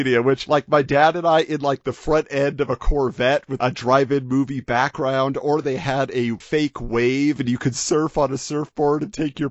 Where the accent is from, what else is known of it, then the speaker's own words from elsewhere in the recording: Irvine, California, United States; Irvine, California, my hometown